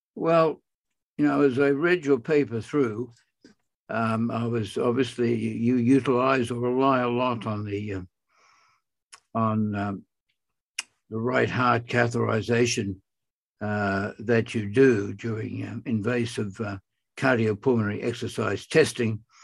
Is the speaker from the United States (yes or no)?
no; Australia; I'm from Australia